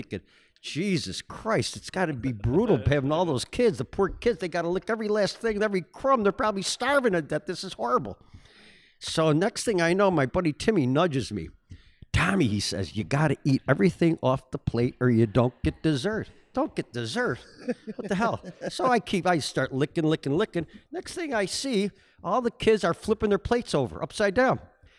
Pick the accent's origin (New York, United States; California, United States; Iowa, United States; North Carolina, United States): New York, United States; Buffalo; Well, I was raised over in St. Teresa's Parish and as an only child, which was really unusual in South Buffalo.